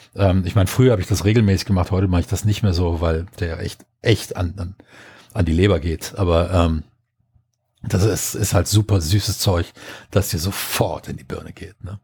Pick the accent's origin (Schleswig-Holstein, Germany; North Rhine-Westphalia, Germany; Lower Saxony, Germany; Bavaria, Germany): North Rhine-Westphalia, Germany; Düsseldorf; moved away; also born or lived in southwest Germany; als ähm, Düsseldorfer